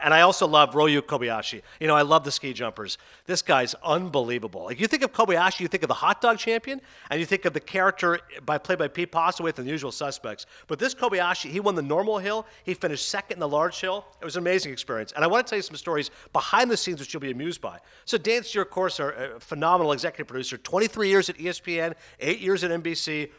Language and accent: English; Toronto, Ontario, Canada; one of my hometown papers, that's right, from Toronto